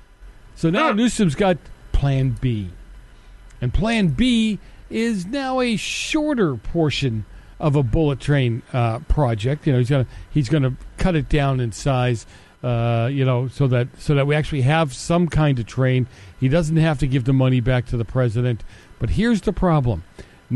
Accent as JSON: {"language": "English", "town": "Boston", "region": "Massachusetts", "country": "United States", "tie": "born or raised there", "said": "I grew up in Boston"}